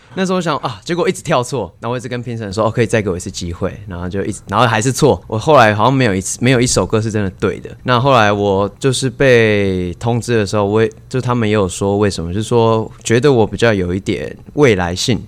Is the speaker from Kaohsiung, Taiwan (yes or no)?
yes; Kaohsiung, Taiwan; 我在高，我是高雄人